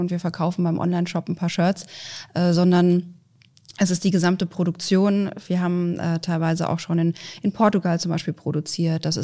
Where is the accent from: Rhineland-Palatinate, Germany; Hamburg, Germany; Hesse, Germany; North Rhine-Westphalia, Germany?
Hesse, Germany; Frankfurt; Also ich bin ja hier geboren und äh, Frankfurt ist meine Heimat.